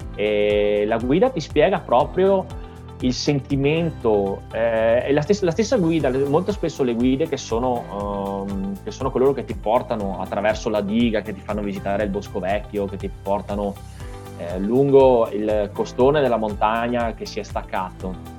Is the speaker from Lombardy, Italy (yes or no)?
no; Caorle, Veneto, Italy; now in San Donà di Piave, Italy; sono originario di Caorle, sulla costa, eh, sulla costa adriatica, ma abito a Sandona di Piave